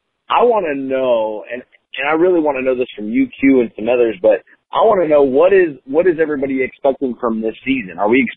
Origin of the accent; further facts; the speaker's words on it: Stockton, California, United States; I'm from Stockton. I love Oakland.